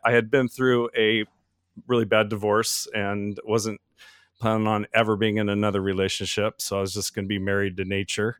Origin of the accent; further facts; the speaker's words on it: Oregon, United States; moved away as an adult; now in Florida, United States; I'm from Oregon, the Pacific Northwest, mountains and everything